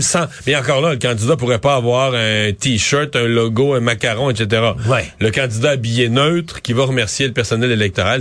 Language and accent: French; Bas-Saint-Laurent, Quebec, Canada; chez nous dans le Bas-Saint-Laurent